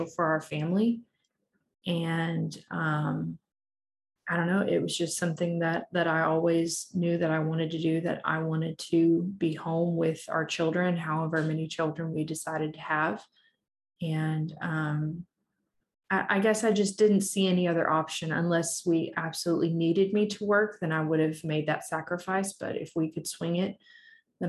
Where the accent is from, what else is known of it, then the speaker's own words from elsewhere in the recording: Claremore, Oklahoma, United States; I grew up in Claremore, Oklahoma, which is up by Tulsa